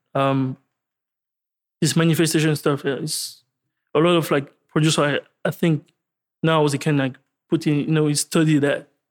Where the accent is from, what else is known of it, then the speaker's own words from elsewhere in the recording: France; I'm, I'm from France.